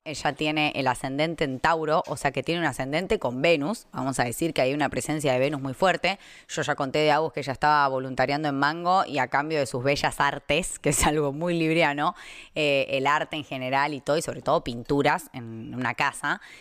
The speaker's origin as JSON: {"language": "Spanish", "country": "Argentina", "moved": "yes", "said": "cuando yo me fui de Argentina"}